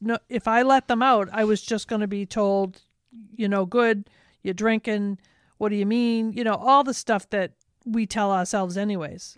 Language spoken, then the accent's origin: English; Medford, United States; I grew up in Medford